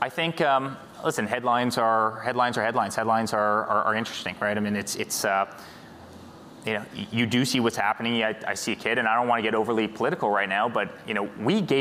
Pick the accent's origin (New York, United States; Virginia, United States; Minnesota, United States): New York, United States; I was born in New York